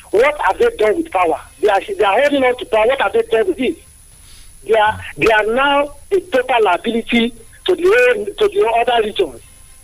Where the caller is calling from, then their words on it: Nigeria; I'm calling from Adibe this morning.